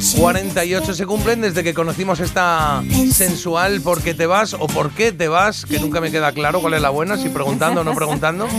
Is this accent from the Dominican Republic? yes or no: no; Spain; como buen español